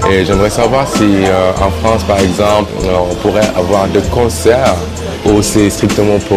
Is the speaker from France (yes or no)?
no; South Sudan; French is a second language; j'ai 34 ans, je suis originaire du Soudan, qui est le Sud-Soudan maintenant.